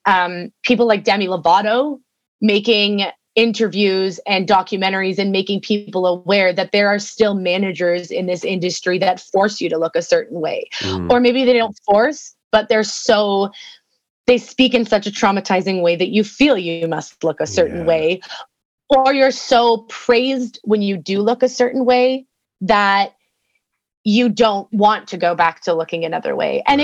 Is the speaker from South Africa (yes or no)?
no; Canada; for me, being a Canadian